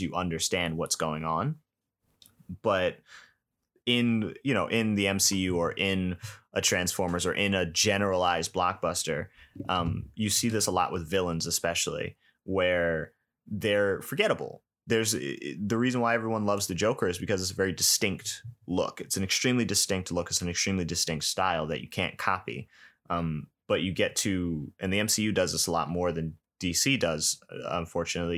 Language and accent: English; New York, United States; I grew up in New York